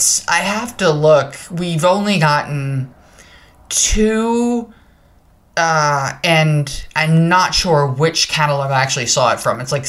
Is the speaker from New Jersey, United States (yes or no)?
yes; New Jersey, United States; I'm from New Jersey